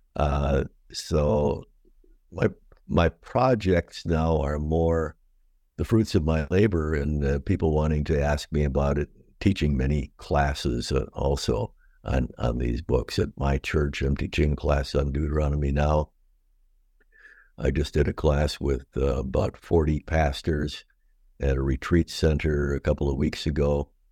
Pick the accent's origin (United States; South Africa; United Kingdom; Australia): United States; Watertown, Wisconsin; also born or lived in Madison, Wisconsin / Elma, Michigan / Lusaka, Zambia; I grew up in Watertown, Wisconsin